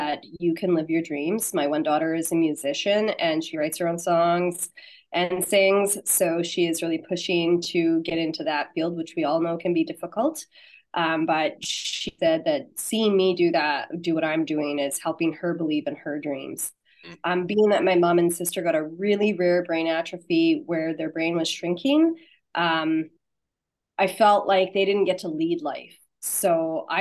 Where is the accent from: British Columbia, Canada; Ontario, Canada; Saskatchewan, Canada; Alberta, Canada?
Saskatchewan, Canada; I'm from Saskatchewan, Canada